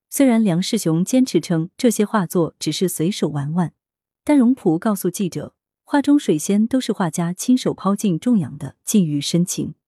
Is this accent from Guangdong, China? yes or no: yes; Nanhai, Guangdong, China; 我的家乡在南海的郊区，那里有河涌、荷花、竹林，很有南方水乡的特点。我五六岁开始就看到很多人来家乡写生